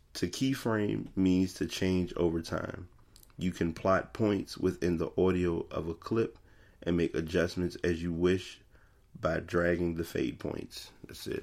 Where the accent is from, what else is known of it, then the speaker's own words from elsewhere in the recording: Richmond, Virginia, United States; I'm from Richmond, Virginia